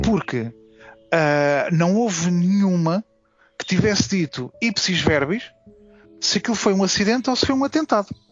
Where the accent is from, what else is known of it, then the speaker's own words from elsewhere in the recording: Forte da Casa, Lisbon, Portugal; also born or lived in São João da Pesqueira; também considero um pouco como também a minha terra, para além do Forte da Casa, uh, também São João da Pesqueira é também a minha terra